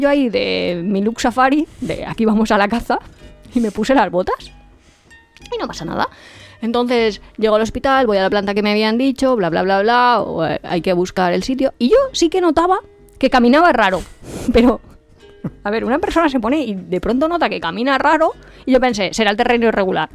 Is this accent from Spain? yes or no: yes; Spain; somos españoles